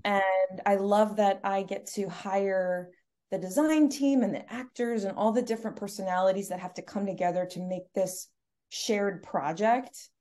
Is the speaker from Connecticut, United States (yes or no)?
yes; Stamford, Connecticut, United States; I was born and raised in Stamford